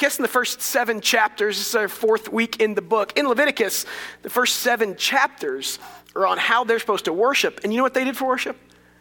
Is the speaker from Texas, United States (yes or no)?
yes; Dallas, Texas, United States; I grew up Methodist in Dallas